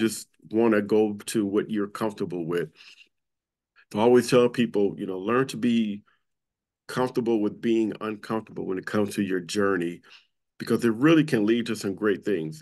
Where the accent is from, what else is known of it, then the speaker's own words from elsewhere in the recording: Compton, California, United States; I grew up in Compton, California